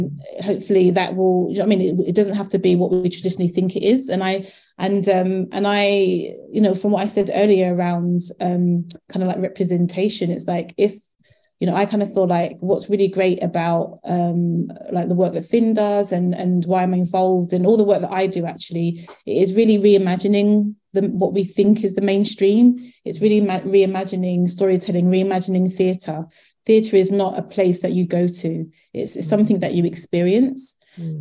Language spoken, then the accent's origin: English; Croydon, London, United Kingdom; now in Coventry, United Kingdom; I'm from South London in, in um, um, Croydon